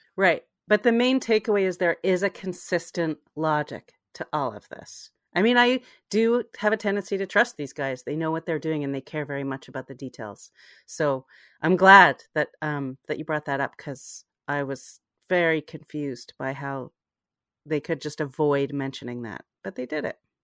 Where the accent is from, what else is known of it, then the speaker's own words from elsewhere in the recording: Canada; as a Canadian